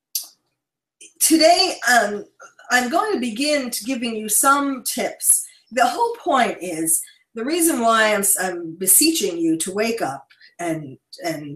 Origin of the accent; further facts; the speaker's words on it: New York City, New York, United States; now in West Coast, United States; I'm a born and bred New Yorker